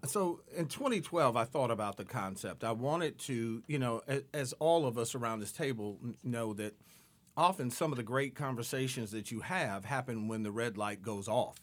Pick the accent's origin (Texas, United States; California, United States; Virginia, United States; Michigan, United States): Michigan, United States; Detroit; moved away; I grew up in Detroit